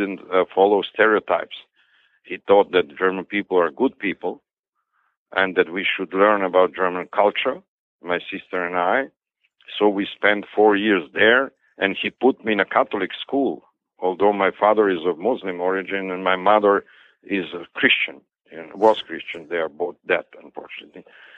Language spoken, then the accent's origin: English; Skopje, North Macedonia; English is a second language; moved away; also born or lived in Istanbul / Munich / Paris; But as I said, growing up in Skopje, I did not spend my life there.